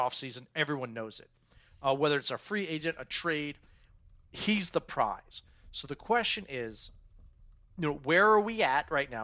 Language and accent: English; Germantown, United States; I grew up in Germantown